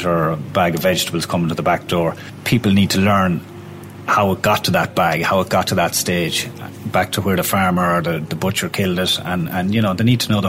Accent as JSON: {"language": "English", "area": "Roscommon", "region": "Connacht", "country": "Ireland", "moved": "yes", "said": "I'm from Roscommon originally"}